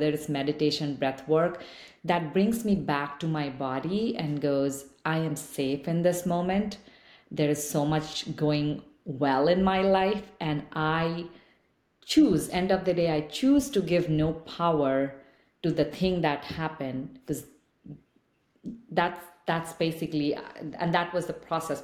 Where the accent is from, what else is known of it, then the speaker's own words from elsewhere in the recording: eastern India, India; English is a second language; moved away as an adult; now in United States; I didn't speak English until a number of years later, like when I moved to another space, another city from where I grew up in Eastern India